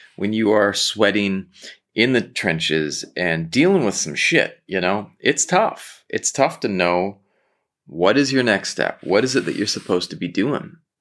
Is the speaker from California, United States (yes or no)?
yes; Southern California, United States; I grew up in Southern California